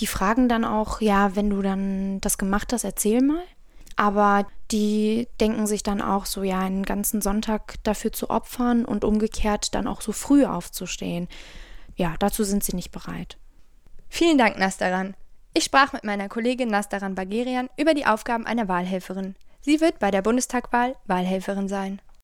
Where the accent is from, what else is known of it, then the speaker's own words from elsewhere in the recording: Bonn, North Rhine-Westphalia, Germany; Ich bin ja auch ein Bonner Mädchen